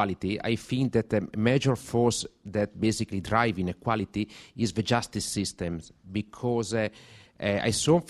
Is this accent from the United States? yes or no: no; Italy; I'm coming from Italy